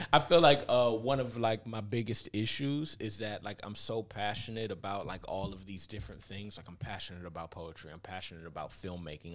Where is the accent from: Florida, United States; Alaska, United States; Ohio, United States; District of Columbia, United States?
Ohio, United States; Cleveland; moved away as an adult; also born or lived in Los Angeles; I grew up in the Glenville area, like, right on the edge where East Cleveland and Glenville